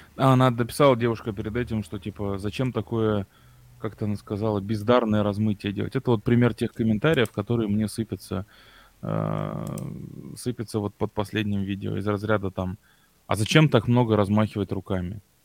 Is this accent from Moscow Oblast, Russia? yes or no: no; Tomsk, Tomsk Oblast, Russia; now in Moscow, Russia; я же сам из Томска